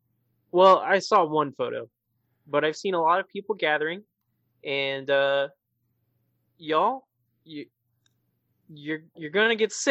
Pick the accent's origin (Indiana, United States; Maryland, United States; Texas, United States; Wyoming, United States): Indiana, United States; Madison; moved away; I actually just heard word from my hometown in Madison